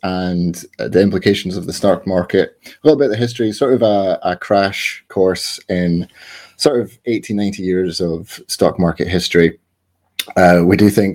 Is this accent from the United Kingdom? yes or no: yes; Scotland, United Kingdom; I'm Scottish